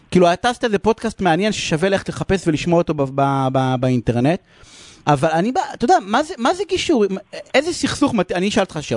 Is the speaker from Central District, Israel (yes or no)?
no; Beersheba, Southern District, Israel; הילה, את מתארת את הילדות שלי בבאר שבע, תמיד כן.